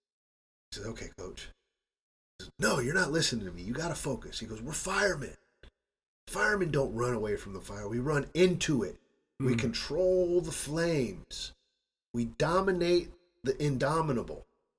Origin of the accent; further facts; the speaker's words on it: Midwest, United States; moved away as an adult; And I don't know where the hell I got this from, because that's not the way I was raised in the Midwest, was to leave my wife here, make sure I support her financially, get my shit together in the States, and bring her over.